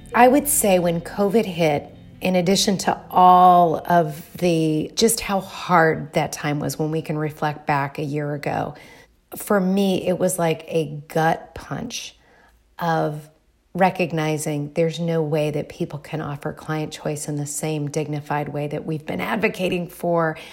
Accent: Dayton, Ohio, United States; also born or lived in Bloomington, Indiana; I am originally from Dayton, Ohio.

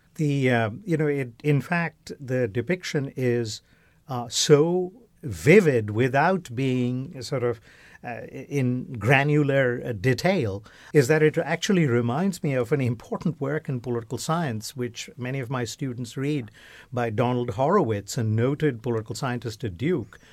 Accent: West Bengal, India; moved away; all of us growing up in India, particularly in Bengal, uh, uh, where, uh, I recall as a child

